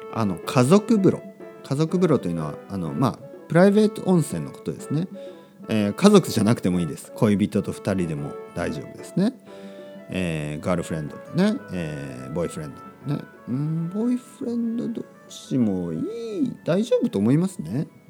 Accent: Kyushu, Oita, Japan; born or raised there; moved away; also born or lived in Spain

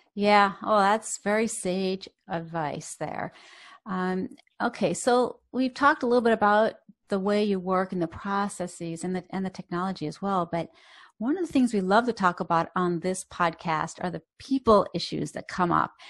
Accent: Boston, Massachusetts, United States; I grew up in Boston

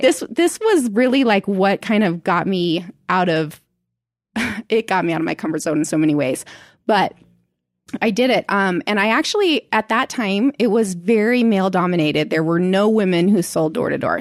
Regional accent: Indiana, United States; moved away as an adult; also born or lived in Seattle, Washington / Arizona; now in Utah, United States; In Seattle, Washington until I was ten. And then we moved to Indiana

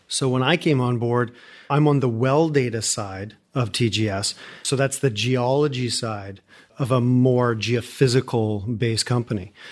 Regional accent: Calgary, Alberta, Canada; moved away as an adult; now in Houston, United States

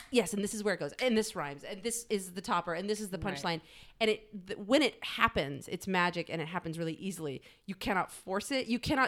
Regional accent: Texas, United States; I'm from Texas

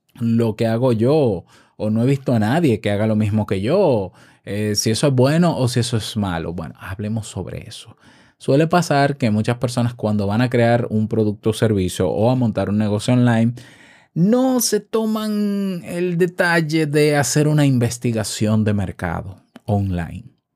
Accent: Dominican Republic

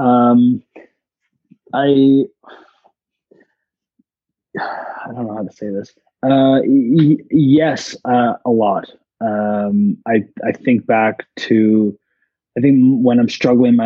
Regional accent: Toronto, Ontario, Canada; I'm from Toronto

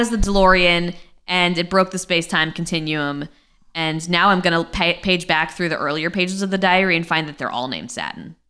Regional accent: Guilford, Connecticut, United States; I grew up in Guildford, Connecticut.

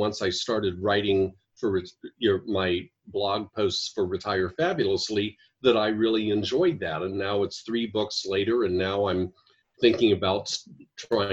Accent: Ohio, United States; moved away as an adult; also born or lived in Washington, D.C.; now in Chandler, Arizona, United States; I'm originally from Ohio, and where we had snow

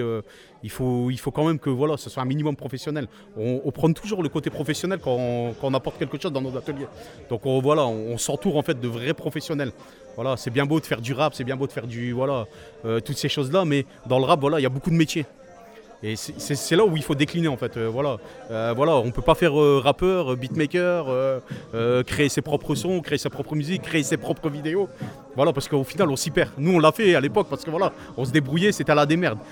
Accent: Masny, Hauts-de-France, France; je suis originaire du Blancu. Pour moi, c'est le quartier du Blancu

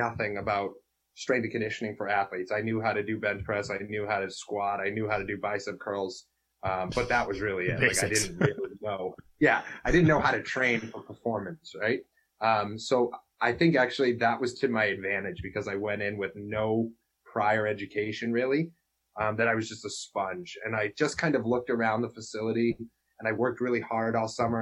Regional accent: Lexington, Massachusetts, United States; we grew up together in Lexington

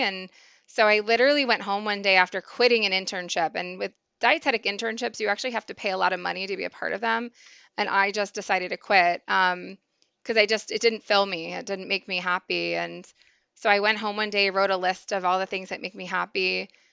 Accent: Maryland, United States; moved away; also born or lived in Pennsylvania; I grew up in Maryland, eventually moved to Pennsylvania

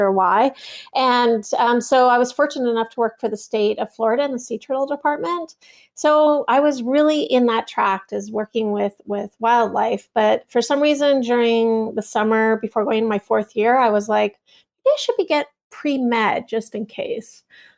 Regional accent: Toronto, Ontario, Canada; Well, I grew up in Toronto, Canada

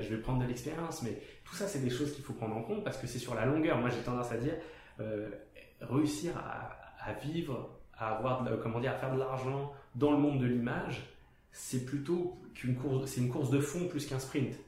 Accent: France; moved away; je viens de France donc c'est euh, plus une culture salariale à la base

